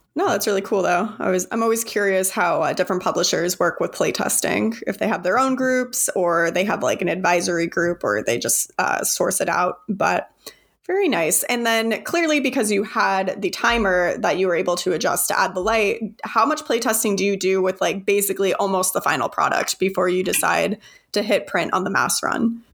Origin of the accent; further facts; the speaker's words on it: Arizona, United States; I'm from Arizona